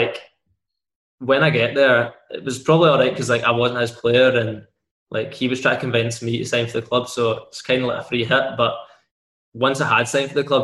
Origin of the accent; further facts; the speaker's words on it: Scotland, United Kingdom; being like a Scottish boy, being able to like stay at home or like live close to home